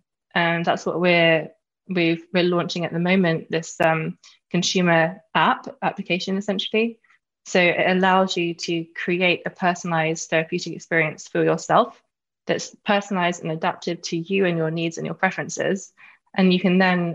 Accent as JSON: {"language": "English", "region": "London", "country": "United Kingdom", "tie": "born or raised there", "said": "I'm from London. I'm a Londoner, born and bred."}